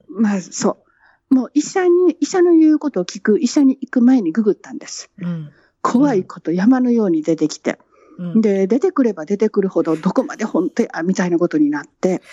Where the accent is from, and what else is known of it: Japan; born or raised there; moved away as an adult; now in London, United Kingdom